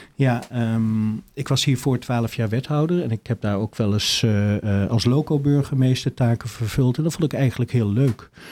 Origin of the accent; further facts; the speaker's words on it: Achterveld, Utrecht, Netherlands; moved away as an adult; also born or lived in Dordrecht; ik ben eh, geboren in Achterveld, bij, tussen Barneveld en Amersfoort ligt dat